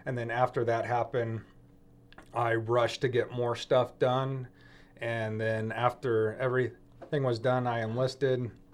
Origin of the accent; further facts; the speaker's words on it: outside of Oakland, the East Bay, California, United States; moved away as an adult; I'm outside of Oakland, the East Bay, where I was raised